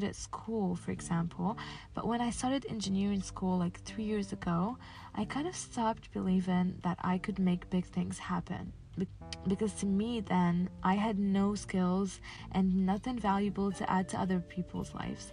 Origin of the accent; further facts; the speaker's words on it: Casablanca, Casablanca-Settat, Morocco; I was born and raised in Casablanca, Morocco